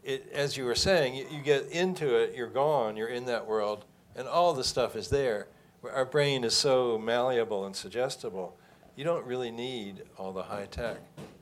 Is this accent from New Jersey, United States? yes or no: no; Louisville, Kentucky, United States; moved away; I grew up like in Louisville. I mean, it wasn't a place, Louisville, Kentucky, not that much happening.